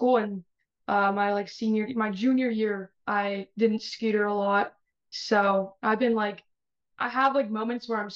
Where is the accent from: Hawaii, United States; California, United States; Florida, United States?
California, United States; Bay Area; I'm from the Bay Area